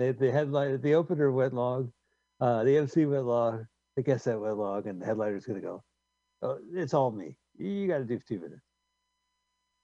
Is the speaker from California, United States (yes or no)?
yes; California, United States; I'm from California.